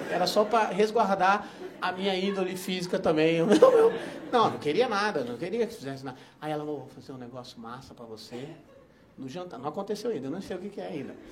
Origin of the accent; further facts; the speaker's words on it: Barbacena, Minas Gerais, Brazil; Que ele era, quando eu era pequeno, lá em Barbacena, não tinha?